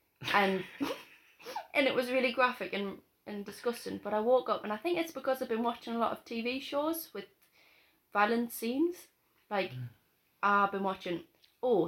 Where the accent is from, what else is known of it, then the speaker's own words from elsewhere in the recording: Newcastle upon Tyne, North East England, United Kingdom; accent: Geordie; also born or lived in Gateshead; I was born in Newcastle